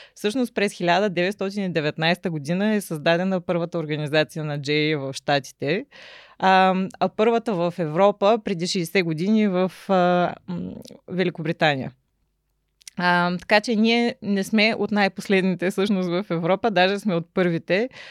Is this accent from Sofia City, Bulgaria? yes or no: no; Ruse, Ruse Province, Bulgaria; also born or lived in Shumen / Varna; Рус е моя роден град